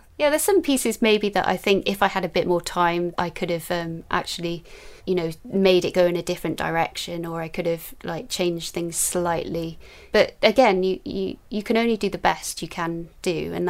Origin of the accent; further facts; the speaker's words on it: Newport, Wales, United Kingdom; also born or lived in London; I was brought up in Newport in South Wales, but I was born in London, but I only lived in London for 6 weeks.